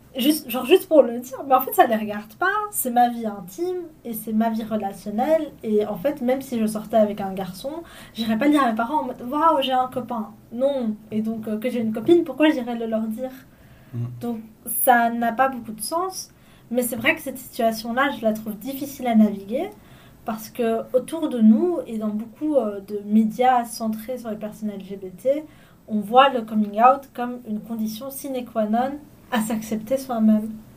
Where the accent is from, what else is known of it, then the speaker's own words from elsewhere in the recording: Belgium; c'est mes parents qui ont migré ici, et moi je suis née en Belgique